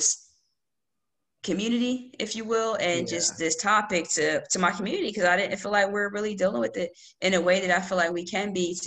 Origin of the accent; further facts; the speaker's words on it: Lawnside, New Jersey, United States; also born or lived in Sicklerville, New Jersey; I'm from Lawnside, New Jersey. And I currently don't live in Lawnside. I live close by in Sicklerville. But yeah, I'm from Lawnside. Always been in New Jersey.